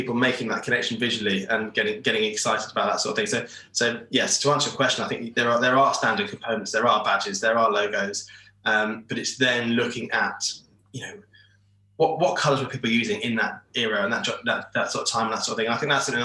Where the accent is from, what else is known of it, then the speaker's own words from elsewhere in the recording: Peterborough, East of England, United Kingdom; where I grew up, which is Peterborough